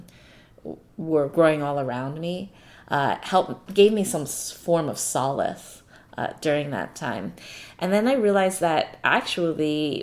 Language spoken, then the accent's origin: English; New York City, New York, United States; my hometown